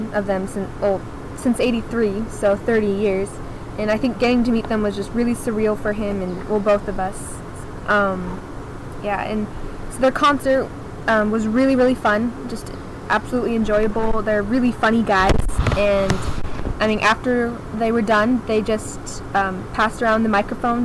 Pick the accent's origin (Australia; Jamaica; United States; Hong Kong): United States; Seattle, Washington; I'm 13, and I'm from Seattle, Washington